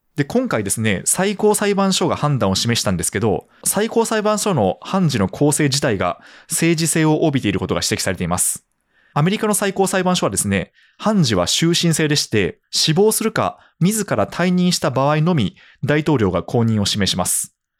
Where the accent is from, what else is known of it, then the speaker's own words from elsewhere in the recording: Japan; now in Tokyo metropolitan area, Japan; 私はですね地方出身で首都圏で現役で働いている身